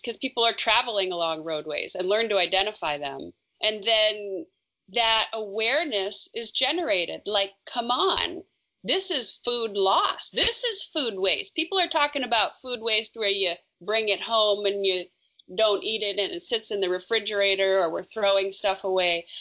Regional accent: Smoky Hills, northern Minnesota, United States; moved away as an adult; I grew up in northern Minnesota, just south of the Canadian border, and very thickly forested. I come from the Smoky Hills

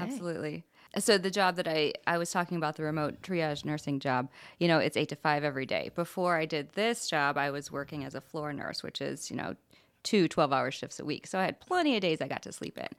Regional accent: Anderson, Indiana, United States; I live in Anderson. I grew up in Anderson

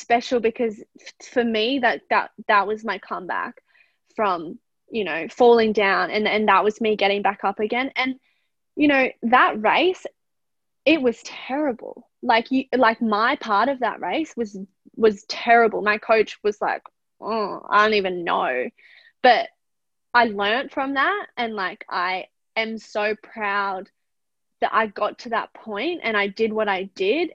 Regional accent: Australia; we are Australian

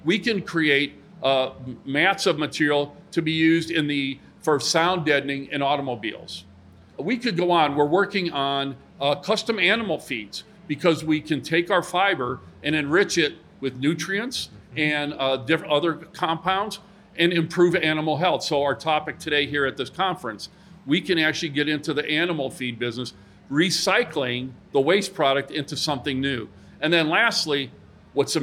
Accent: Hammond, Indiana, United States; my hometown of Hammond

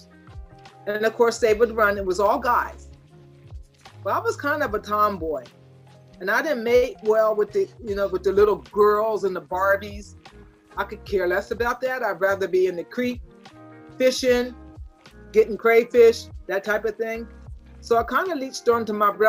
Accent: York, Pennsylvania, United States; York College, Pennsylvania. It's a college in my hometown

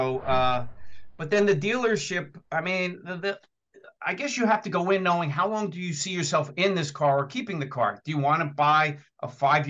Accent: New Jersey, United States; accent: New Jersey; I'm in New Jersey, if you can't tell by my accent

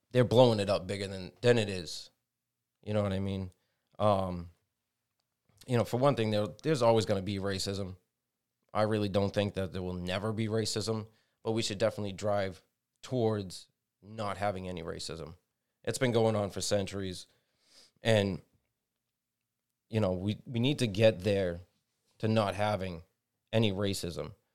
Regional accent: United States; We're all Americans

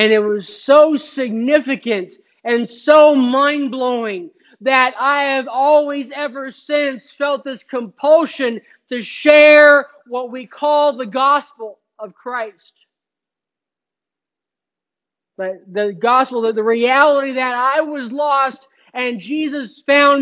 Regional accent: Phoenix, Arizona, United States; in high school, I grew up in Phoenix

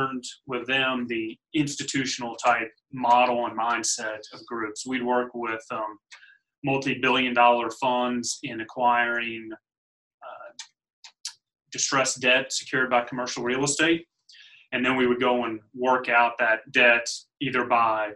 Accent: Louisville, Kentucky, United States; I was born and raised in Louisville, so Louisvillian from the start

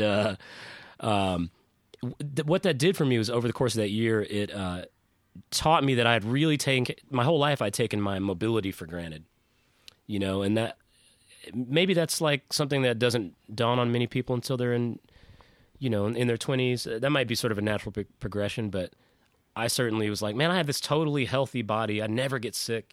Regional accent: South Pasadena, California, United States; moved away; also born or lived in Nashville, Tennessee; I grew up in South Pasadena before we moved to Nashville

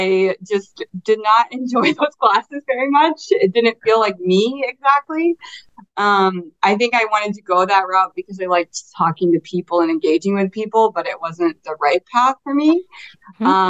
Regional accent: Crystal River, Florida, United States; I am from Crystal River, Florida.

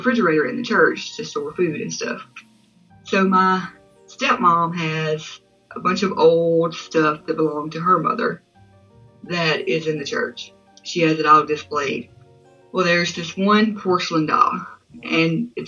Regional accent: Mississippi, United States; I'm from Mississippi

